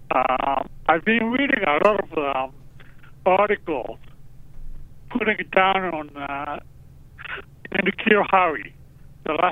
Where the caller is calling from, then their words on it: Japan; I'm calling from Japan